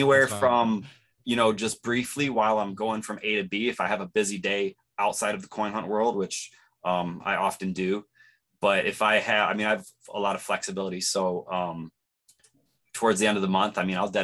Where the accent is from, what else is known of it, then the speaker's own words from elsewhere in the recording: Los Angeles, California, United States; I am from Los Angeles.